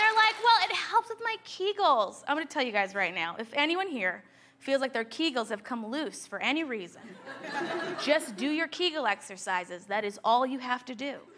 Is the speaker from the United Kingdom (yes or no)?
no; United States; I'm a proud American